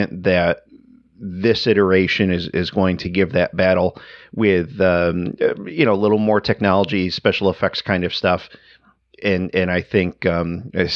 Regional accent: Northeast, United States; I am a Northeasterner

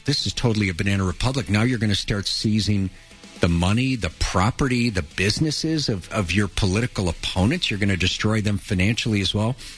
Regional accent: Chicago, Illinois, United States; we grew up in Chicago first in an apartment on the south side

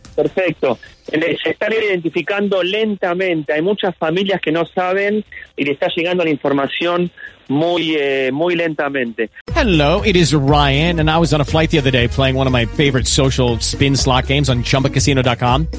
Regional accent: Argentina; moved away as an adult; now in Israel; yo como argentino

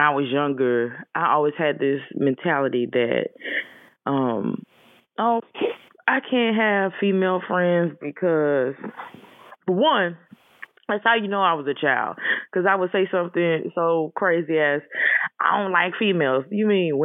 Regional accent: Georgia, United States; I was born in Georgia

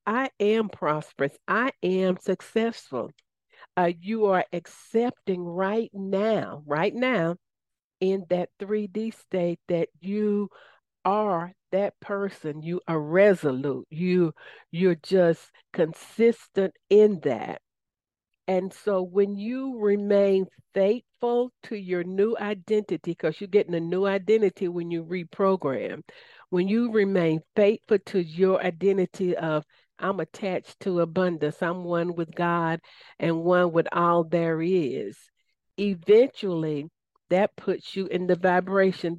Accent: Southern, United States; accent: Southern; my Southern accent

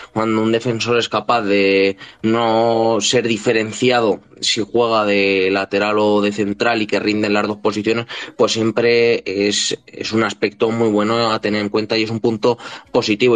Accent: Cuenca, Castilla-La Mancha, Spain; un equipo de Cuenca, de mi tierra

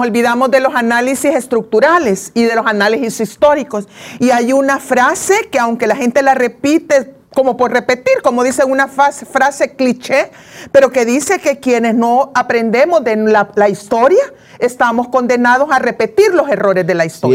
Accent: El Salvador; así somos los salvadoreños

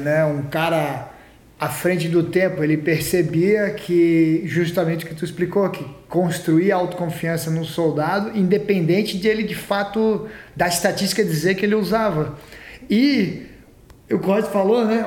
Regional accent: Florianópolis, Santa Catarina, Brazil; eu cresci em Floripa lá

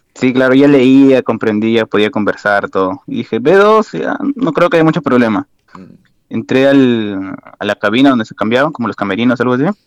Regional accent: Lima, Peru; moved away as an adult; also born or lived in Ayacucho; now in Passau, Germany; prácticamente crecí en Lima todo

